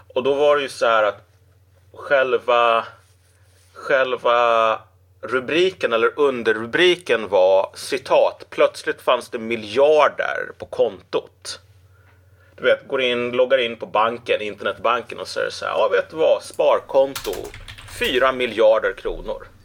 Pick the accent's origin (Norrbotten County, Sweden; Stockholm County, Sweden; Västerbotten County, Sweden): Västerbotten County, Sweden; Umeå; Umeå, precis. Så där föddes jag